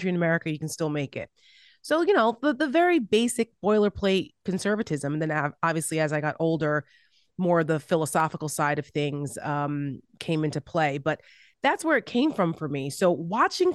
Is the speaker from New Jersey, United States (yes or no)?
yes; Paramus, New Jersey, United States; moved away as an adult; also born or lived in Washington, District of Columbia, United States; I'm from Paramus, New Jersey, shout out to Bergen County. My grandfather was captain of the police department there.